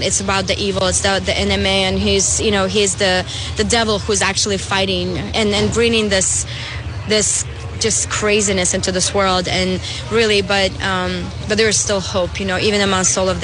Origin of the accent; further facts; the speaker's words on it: Belarus; now in Florida, United States; I'm originally from Belarus